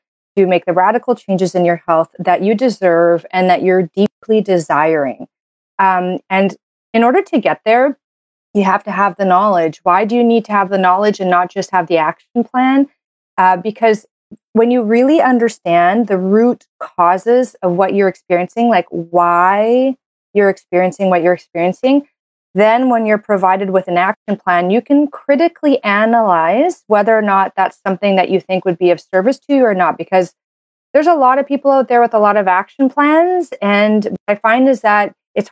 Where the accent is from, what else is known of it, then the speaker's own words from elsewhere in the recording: Canada; I'm a Canadian medical doctor